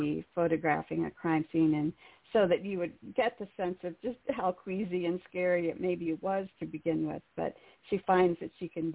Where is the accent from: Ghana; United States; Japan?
United States; Carlisle, Pennsylvania; I grew up in Carlisle